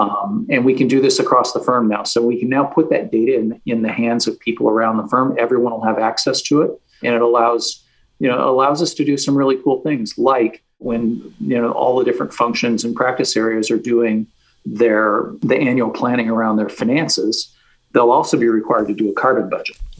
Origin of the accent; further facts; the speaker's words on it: West Coast, United States; moved away as an adult; now in San Francisco, United States; I was raised on the West Coast